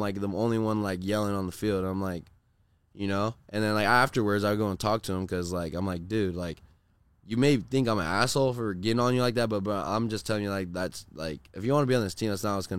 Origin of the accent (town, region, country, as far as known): Corona, California, United States; born or raised there